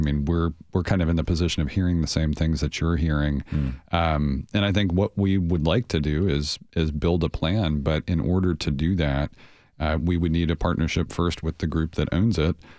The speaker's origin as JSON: {"language": "English", "town": "Nashville", "region": "Tennessee", "country": "United States", "tie": "born or raised there", "said": "growing up in Nashville"}